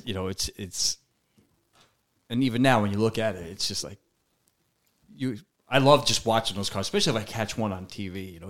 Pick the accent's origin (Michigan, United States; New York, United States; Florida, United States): New York, United States; New York City; Two Brooklyn guys and a Jersey guy.